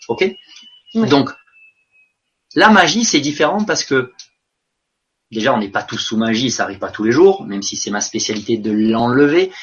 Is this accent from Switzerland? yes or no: no; France; moved away; j'étais français à l'étranger